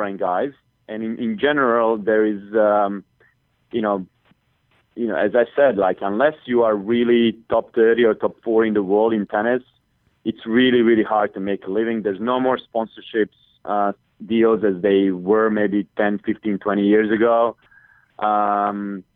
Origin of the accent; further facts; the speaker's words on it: Split, Split-Dalmatia County, Croatia; Tony, and he's from my hometown